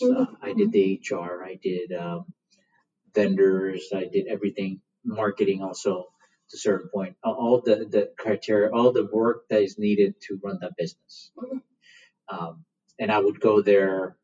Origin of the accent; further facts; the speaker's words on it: India; moved away; In India, we're tobacco farmers by trade. I was born in India.